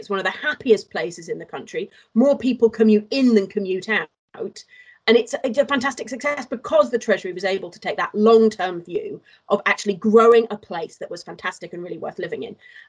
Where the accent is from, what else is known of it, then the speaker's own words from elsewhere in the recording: Wales, United Kingdom; I grew up in Wales